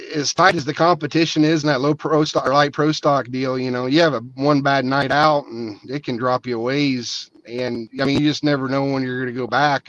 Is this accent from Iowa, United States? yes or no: yes; Southeast Iowa, United States; I grew up, my dad, you know, took me and my brother around all the pools down. We're from Southeast Iowa.